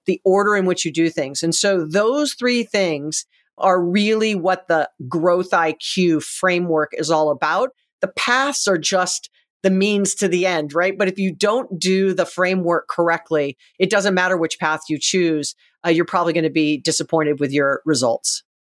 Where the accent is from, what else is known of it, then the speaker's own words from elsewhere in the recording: Hawaii, United States; I'm from Hawaii